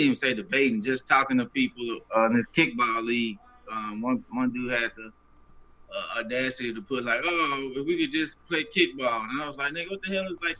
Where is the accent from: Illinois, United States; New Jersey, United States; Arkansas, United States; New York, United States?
Arkansas, United States; Little Rock; I'm from Little Rock, so I know some of these folks.